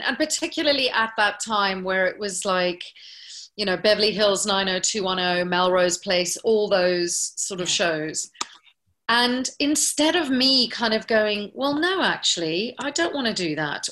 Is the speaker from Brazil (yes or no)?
no; South Africa; moved away; because I was from South Africa